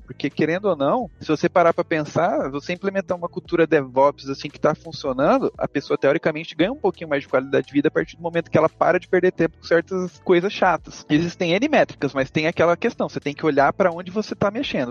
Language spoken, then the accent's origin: Portuguese; interior of Mato Grosso do Sul, Brazil; moved away as an adult; now in São Paulo, Brazil; E eu sou do interior do Mato Grosso do Sul. E aí depois que eu me formei, eu vim para São Paulo